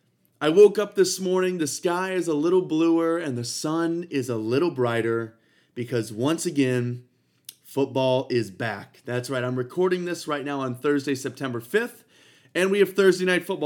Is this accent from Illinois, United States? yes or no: no; Ohio, United States; moved away; my team back in Cleveland, back in my home state of Ohio